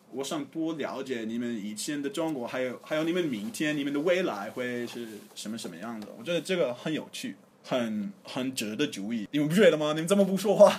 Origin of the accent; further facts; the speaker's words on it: Berkeley, California, United States; Chinese is a second language; now in Chengdu, China; 我老家，就是在那个加州伯克利，伯克利